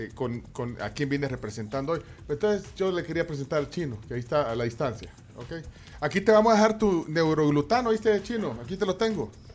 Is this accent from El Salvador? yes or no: yes; El Salvador; como salvadoreño